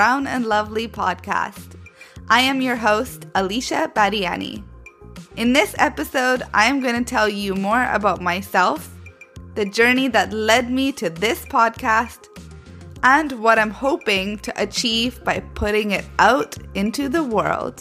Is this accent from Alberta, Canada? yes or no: no; Vancouver, British Columbia, Canada; moved away as an adult; also born or lived in Manchester, England; now in London, United Kingdom; I was born and raised in Vancouver, Canada, and at 18 years old, I moved to England by myself to pursue my studies